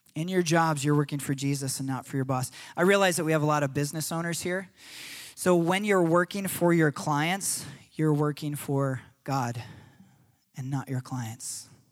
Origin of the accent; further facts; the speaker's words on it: United States; as Americans